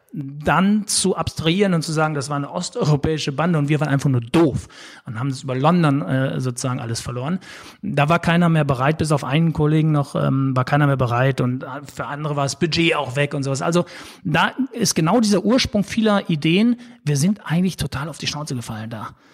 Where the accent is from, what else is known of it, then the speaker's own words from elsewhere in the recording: Sauerland, North Rhine-Westphalia, Germany; now in Hamburg, Germany; ich sage immer so als Sauerländer Junge